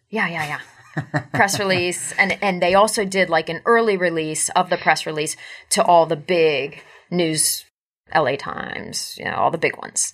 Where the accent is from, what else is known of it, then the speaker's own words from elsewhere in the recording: United States; I am an American